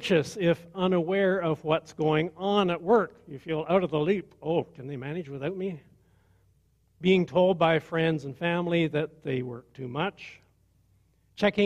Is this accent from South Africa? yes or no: no; Perth County, Ontario, Canada; I grew up in Perth County